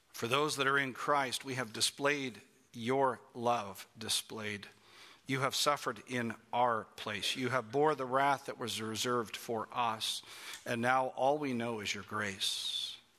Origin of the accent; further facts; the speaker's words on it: Toronto, Ontario, Canada; I grew up in Toronto, Canada